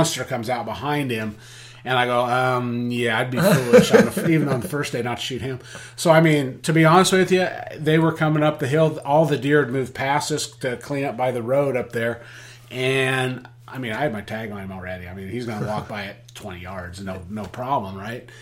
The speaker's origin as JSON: {"language": "English", "region": "Oregon", "country": "United States", "said": "I'm from Oregon"}